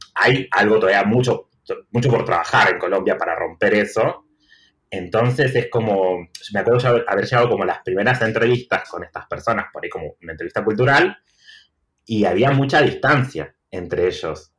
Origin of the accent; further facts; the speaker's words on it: Tucumán, Argentina; moved away as an adult; also born or lived in Barcelona; now in Buenos Aires, Argentina; soy de Tucumán, pero vivo en Buenos Aires hace siete años